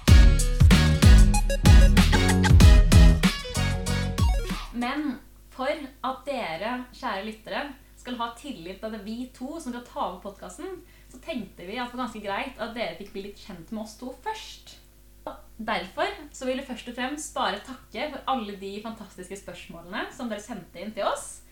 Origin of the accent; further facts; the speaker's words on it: Kolbotn, Akershus, Norway; moved away as an adult; now in Trondheim, Norway; Kommer fra Kolbotn, Norges fineste sted, om jeg får si det selv.